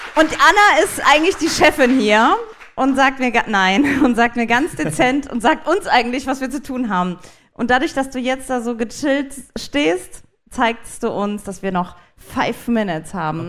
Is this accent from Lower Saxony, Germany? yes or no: no; Saarland, Germany; ich bin aus dem Saarland